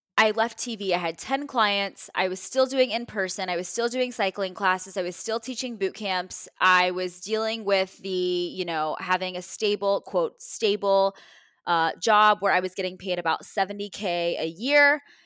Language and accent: English; Texas, United States; moved away as an adult; now in Ohio, United States; I'm in Ohio, I'm from Texas, I'm in a foreign city still